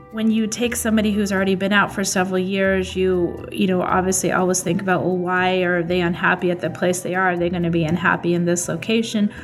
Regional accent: Boulder, Colorado, United States; Boulder is my hometown. I, I grew up there from a young age

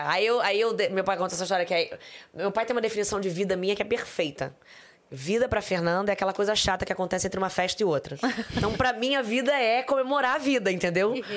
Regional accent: Rio de Janeiro, Brazil; also born or lived in Barra da Tijuca, Rio de Janeiro; Eu nasci em Jacarepaguá, no Rio de Janeiro. Morei lá até meus 12 anos

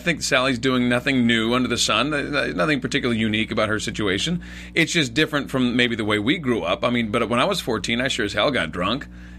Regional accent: West Coast, United States; growing up on the West Coast

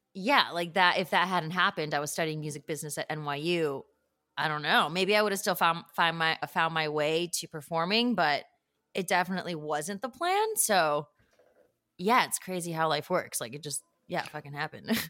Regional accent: suburbs of Chicago, Illinois, United States; born or raised there

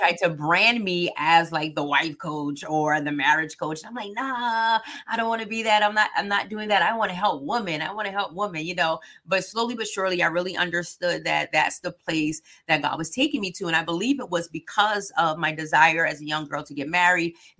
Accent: South Carolina, United States; I'm from South Carolina

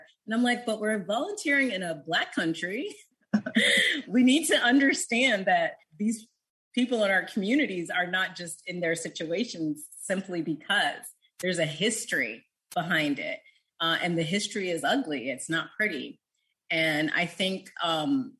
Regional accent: United States; as an American

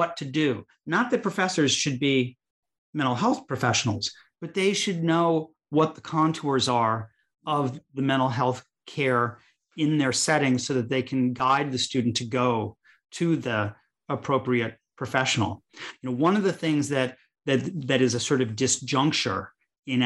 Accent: Chicago, Illinois, United States; where I grew up in Chicago, Illinois

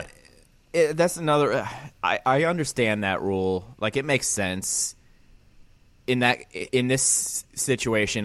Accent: Pennsylvania, United States; born or raised there; moved away

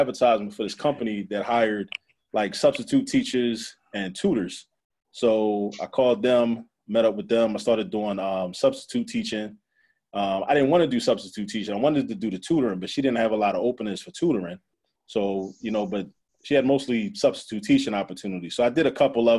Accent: Baltimore, Maryland, United States; also born or lived in New York; Born in New York, grew up in Baltimore though. So basically Baltimore raised me for the most part

